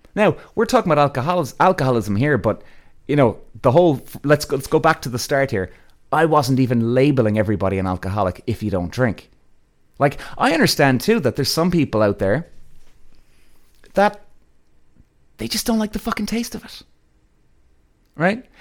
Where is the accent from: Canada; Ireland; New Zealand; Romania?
Ireland; I'm Irish